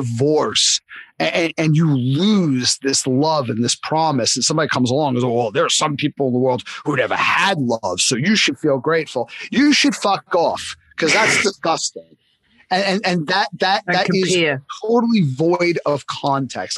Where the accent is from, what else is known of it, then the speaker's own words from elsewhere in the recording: New York City, New York, United States; I grew up in Coney Island